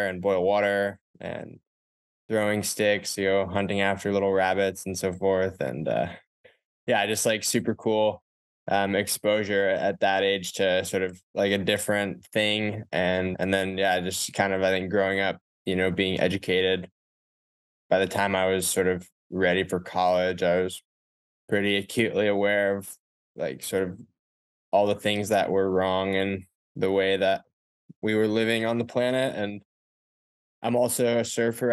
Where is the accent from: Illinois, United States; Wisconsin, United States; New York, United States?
New York, United States; Ithaca; I went to Cornell University in upstate New York, well, the same town that I grew up in Ithaca